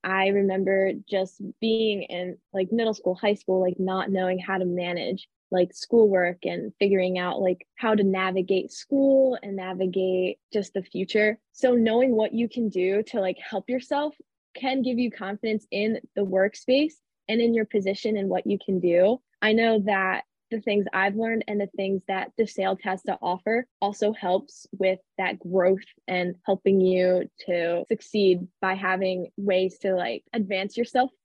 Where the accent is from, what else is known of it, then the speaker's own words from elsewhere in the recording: Easton, United States; I'm from the area. I am from Easton, which is about 25, 30 minutes from campus